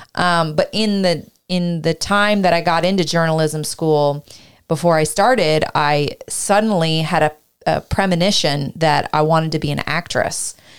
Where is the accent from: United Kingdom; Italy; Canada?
Canada; also born or lived in Ireland; now in United States; I was from Canada